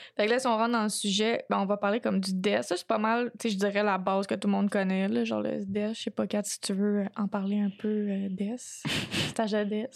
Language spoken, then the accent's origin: French; Quebec, Canada